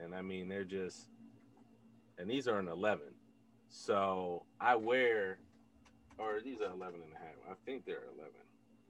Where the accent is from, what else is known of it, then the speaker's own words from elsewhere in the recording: Detroit, Michigan, United States; because I'm from Detroit